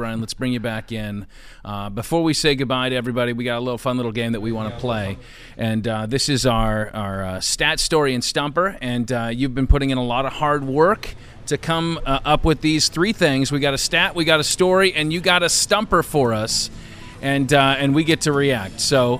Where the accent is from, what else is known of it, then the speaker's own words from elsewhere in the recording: Bay Area, Northern California, United States; I grew up in the Northern California, the Bay Area.